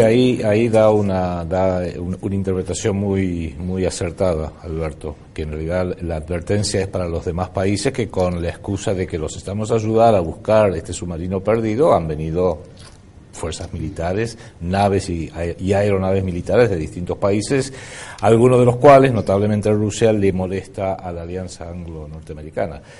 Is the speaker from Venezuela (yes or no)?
no; Argentina